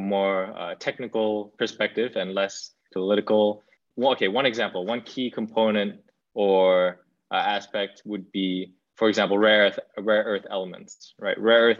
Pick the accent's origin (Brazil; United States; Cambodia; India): Cambodia; moved away; also born or lived in Singapore; my home country in Cambodia